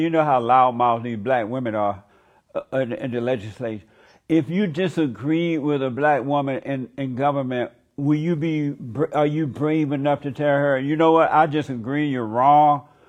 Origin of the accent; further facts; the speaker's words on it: Alabama, United States; I grew up under Jim Crow law. I know about the colors only, the whites only. I grew up in Alabama at that time.